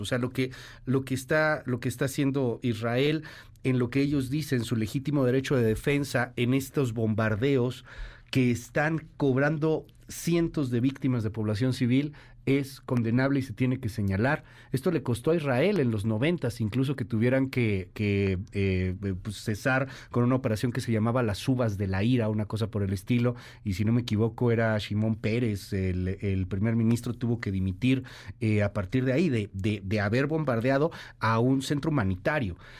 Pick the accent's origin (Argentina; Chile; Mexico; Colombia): Mexico; siendo mexicanos